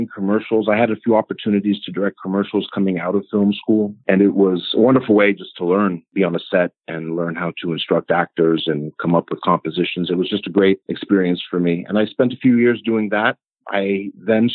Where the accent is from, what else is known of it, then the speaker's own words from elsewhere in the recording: Los Angeles, California, United States; also born or lived in Budapest, Hungary; I was born in Los Angeles, California, to some Hungarian immigrant parents. I was raised here on the west coast of the United States